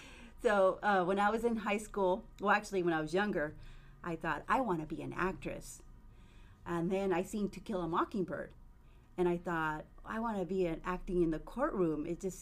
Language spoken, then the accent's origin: English; Lompoc, California, United States; born there; I was born in Santa Barbara County in a city called Lompoc.